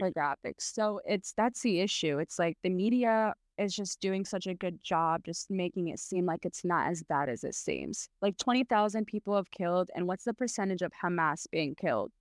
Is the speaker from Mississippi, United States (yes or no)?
no; South Bend, Indiana, United States; first language Arabic; English is a second language; moved away as an adult; also born or lived in Chicago / Bloomington, Indiana / Palestine (ancestry); now in Los Angeles, United States; I was born in Chicago, but I was raised in Southland, Indiana